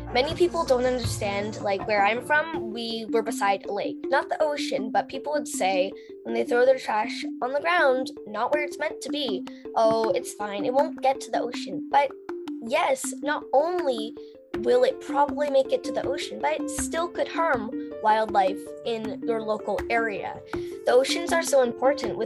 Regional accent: Canada; I'm 11 and I'm from Canada.

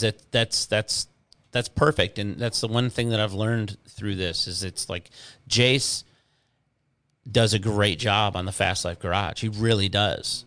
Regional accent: Inkster, Michigan, United States; moved away as an adult; also born or lived in Garden City, Michigan / Canton, Michigan; now in Florida, United States; I grew up in Inkster and Garden City

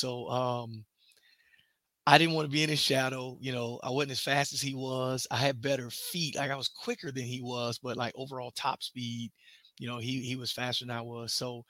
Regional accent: Jacksonville, Florida, United States; moved away as an adult; also born or lived in Oregon / Washington; So I'm from Jacksonville, Florida, home of the Jaguars, you know, so I grew up yelling Duval.

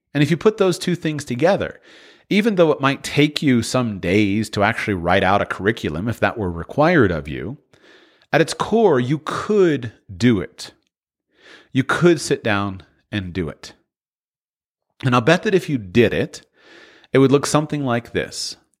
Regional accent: Florida, United States; I'm from Florida

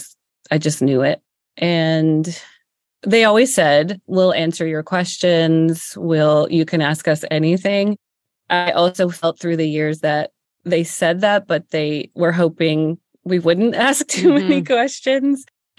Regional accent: Pennsylvania, United States; Yeah. I'm originally from Northeastern Pennsylvania, though.

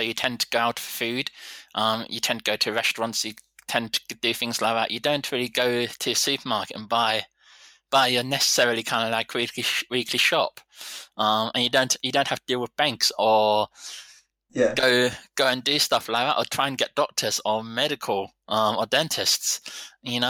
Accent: England, United Kingdom; And I think as English, we are just kind of like, we expect everyone to talk English.

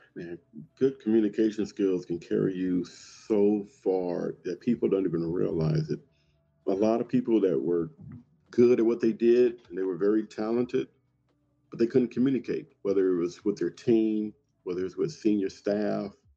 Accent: Compton, California, United States; growing up in Compton

